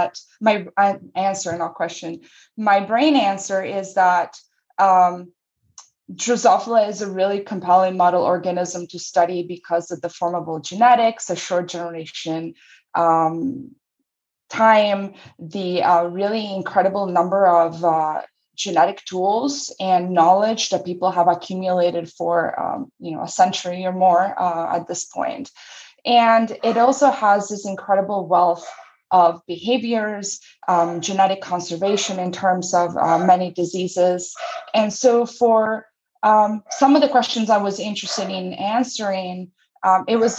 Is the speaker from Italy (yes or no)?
yes; Italy; moved away as an adult; also born or lived in New York / Michigan; now in United States; I grew up in Italy